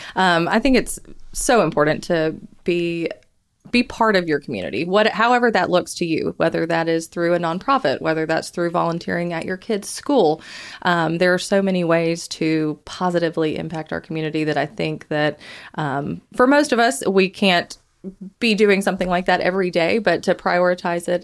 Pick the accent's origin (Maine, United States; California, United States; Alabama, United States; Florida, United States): Alabama, United States; Huntsville; I'm originally from Huntsville. I tried to move away a couple times, but ended up coming back here.